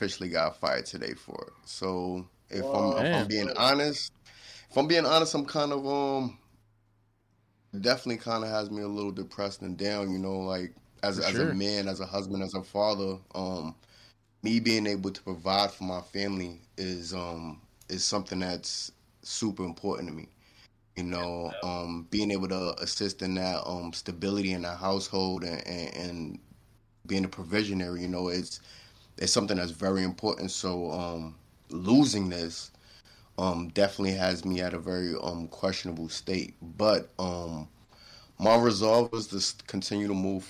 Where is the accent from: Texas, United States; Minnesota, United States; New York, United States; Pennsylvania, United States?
New York, United States; New York City; moved away; I was born and raised in New York City. Harlem to be exact.